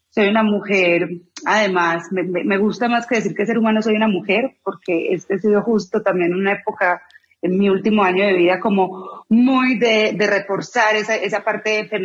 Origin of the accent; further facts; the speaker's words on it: Medellín, Antioquia, Colombia; born there; Soy colombiana, nací en Medellín, Colombia, si no me siento en el acento, me voy a poner a llorar.